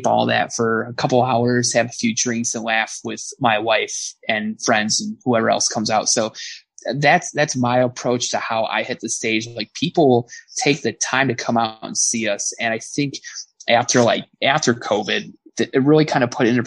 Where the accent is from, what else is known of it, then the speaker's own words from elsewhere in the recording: Berwyn, Illinois, United States; So my hometown, that's where I grew up